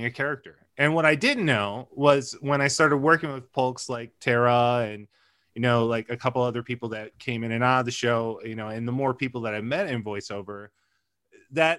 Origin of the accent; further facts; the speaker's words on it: Center Line, Michigan, United States; moved away as an adult; also born or lived in Warren, Michigan / Kalamazoo, Michigan / Chicago; I grew up in Centerline, which is just on the border of the city.